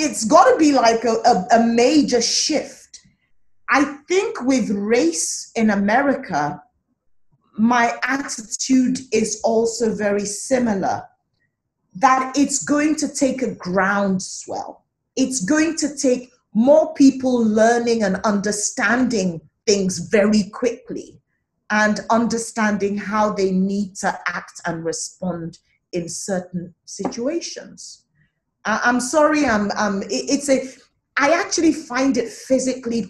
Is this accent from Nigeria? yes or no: yes; Nigeria; as an African, as a Nigerian